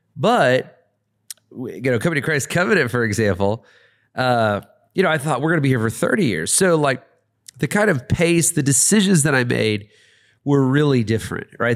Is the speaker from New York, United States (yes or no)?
no; Atlanta, Georgia, United States; I really live in Atlanta. I'm really from Atlanta, but I'm just here for a time.